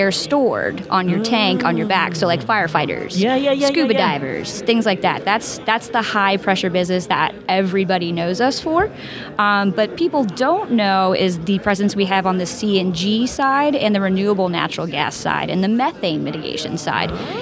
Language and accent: English; Virginia Beach, Virginia, United States; I grew up in Virginia Beach, Virginia